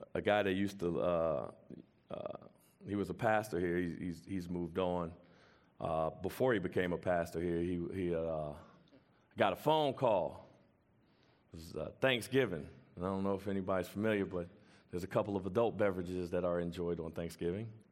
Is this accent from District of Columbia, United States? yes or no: yes; Washington, District of Columbia, United States; I'm from Washington, D C, from the hood